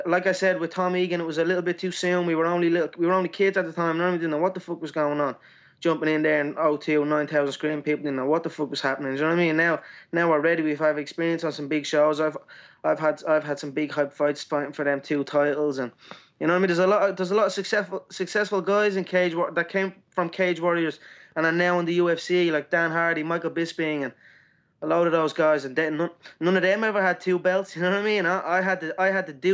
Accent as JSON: {"language": "English", "town": "Dublin", "region": "Leinster", "country": "Ireland", "tie": "born or raised there", "said": "my hometown"}